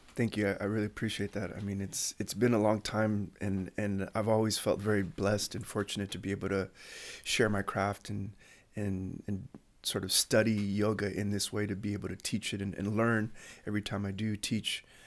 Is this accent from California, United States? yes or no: yes; Chula Vista, California, United States; I grew up in Bonita, uh, Chula Vista